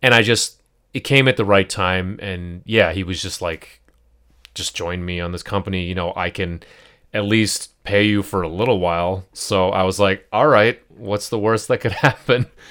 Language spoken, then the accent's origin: English; United States; as a Pakistani, as a Muslim, as an American, first generation